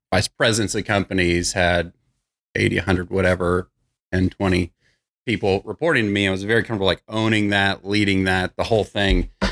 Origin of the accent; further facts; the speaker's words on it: Irving, Texas, United States; also born or lived in Bedford, Texas; So just grew up in Irving, moved to Bedford, went to high school in Bedford